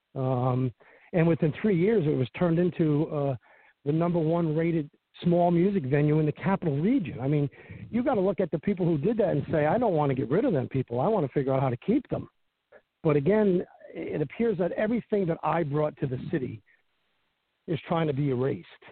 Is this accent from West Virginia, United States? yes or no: no; Cohoes, New York, United States; born or raised there